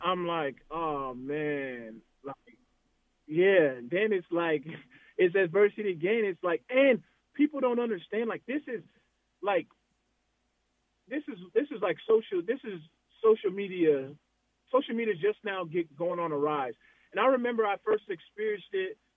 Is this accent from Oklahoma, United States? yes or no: no; Arizona, United States; I'm from Arizona